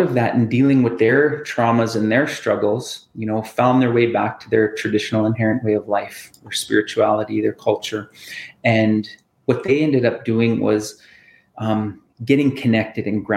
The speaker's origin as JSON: {"language": "English", "town": "Saskatoon", "region": "Saskatchewan", "country": "Canada", "tie": "born or raised there", "also_born_or_lived": "Thunderchild First Nation", "said": "since I was a child, like growing up in Saskatoon"}